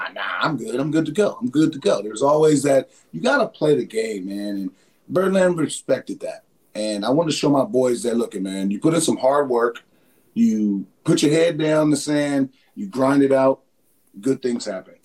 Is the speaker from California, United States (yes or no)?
yes; San Diego, California, United States; moved away; I'm from San Diego